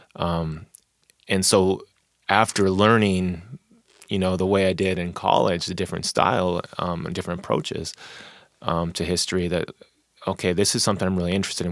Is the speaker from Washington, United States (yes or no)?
yes; Tacoma, Washington, United States; also born or lived in Wichita, Kansas; East Side, um, thirty-fourth and, uh, Portland Ave. Uh, grew up there